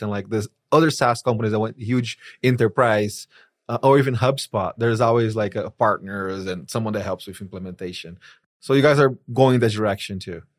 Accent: Brazil; moved away; I'm from Brazil.

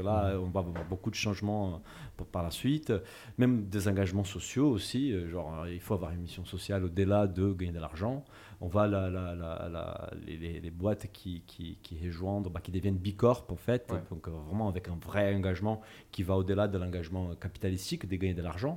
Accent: Brazil; moved away; Je suis brésilien et je, suis, ma famille en fait, est d'origine portugaise

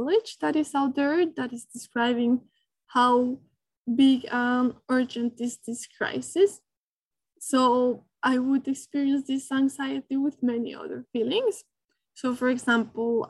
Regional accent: Bogotá, Colombia; moved away; I come from Bogota, Colombia.

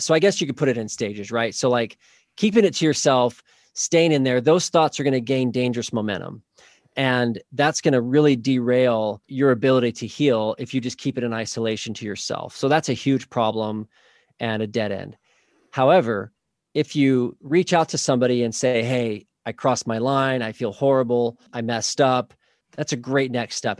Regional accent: Oklahoma, United States; now in Saint George, United States; I grew up in Oklahoma, actually

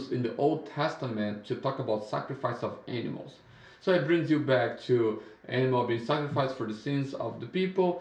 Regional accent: Brazil; English is a second language; moved away as an adult; now in United States

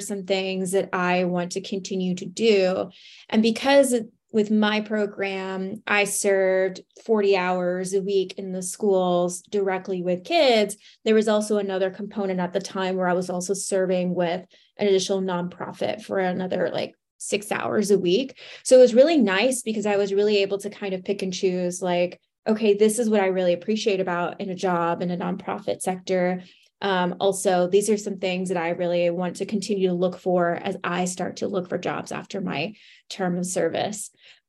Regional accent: Laredo, Texas, United States; So I am originally from Laredo, Texas, from the border, and ended up graduating from Texas State University with a degree in opera.

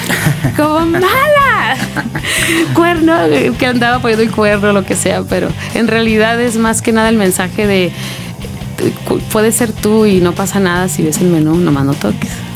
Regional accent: Tecate, Baja California, Mexico; also born or lived in United States; yo soy de Tecate, es un lugar muy chiquititito

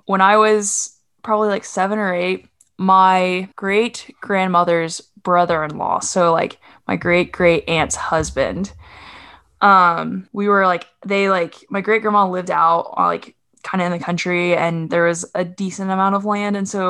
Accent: Oklahoma, United States; also born or lived in Arkansas; That's just part of growing up in Oklahoma and in Arkansas and other

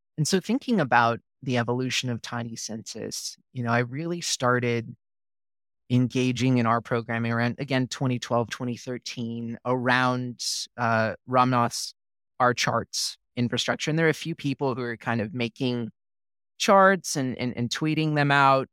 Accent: Oregon, United States; moved away as an adult; also born or lived in Minnesota / Texas; I'm from Oregon originally, did my undergrad at the University of Oregon

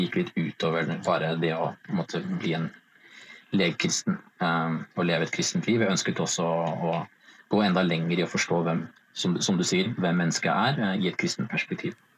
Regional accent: Vestby, Akershus, Norway; kommer jeg fra og bor i Follo, altså Vestby utenfor eh, Oslo

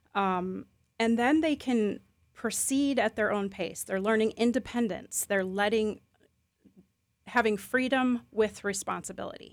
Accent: Chicago Milwaukee area, Midwest, United States; moved away as an adult; now in Lakeland, United States; where I grew up in the Chicago Milwaukee area

